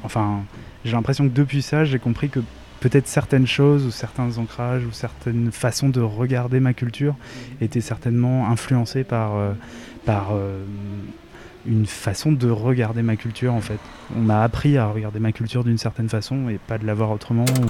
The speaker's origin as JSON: {"language": "French", "country": "Réunion", "said": "je viens de La Réunion et c'est un territoire colonisé."}